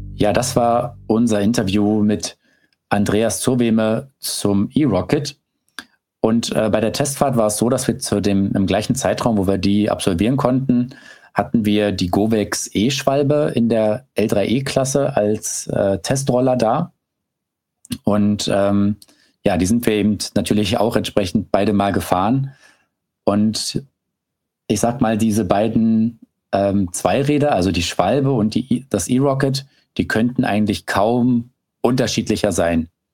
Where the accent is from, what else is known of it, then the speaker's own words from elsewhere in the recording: Berlin, Germany; also born or lived in Brandenburg; ich bin ja selber Berliner und habe auch lange in Berlin-Brandenburg gewohnt